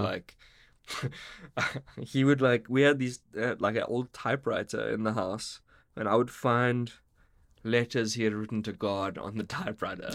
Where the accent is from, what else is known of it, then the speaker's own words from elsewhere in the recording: Warrington, North West England, United Kingdom; moved away; where I grew up in Warrington